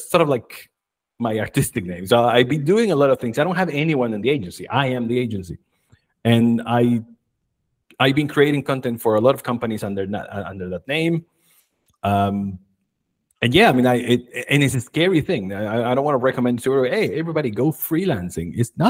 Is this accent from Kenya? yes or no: no; Chile; moved away as an adult; also born or lived in United States; When I was 20, I left my country, Chile. I'm originally from Chile.